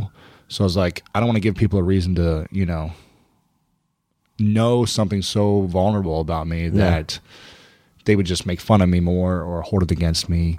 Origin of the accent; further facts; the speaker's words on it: Ohio, United States; Yeah. Ohio.